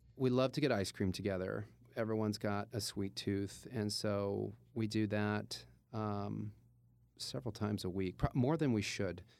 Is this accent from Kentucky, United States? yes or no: yes; Louisville, Kentucky, United States; moved away; I'm from Louisville, Kentucky, and born and raised, and went to high school there